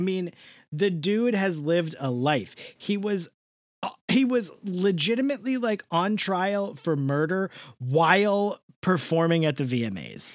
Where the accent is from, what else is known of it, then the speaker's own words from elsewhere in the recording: New York, United States; I'm from the East Coast